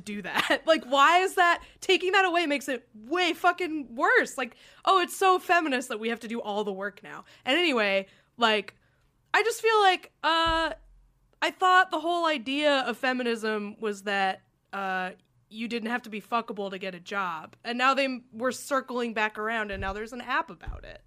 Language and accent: English; New Hampshire, United States; I grew up in New Hampshire